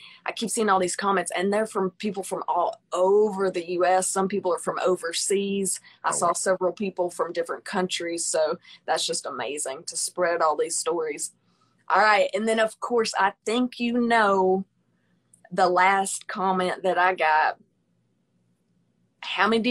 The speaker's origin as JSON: {"language": "English", "town": "Pine Bluff", "region": "Arkansas", "country": "United States", "said": "I'm actually from Pine Bluff."}